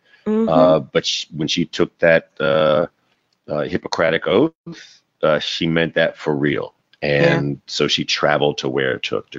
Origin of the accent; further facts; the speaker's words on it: South China, China; accent: Chinese; But okay. To be fair, I am from South China.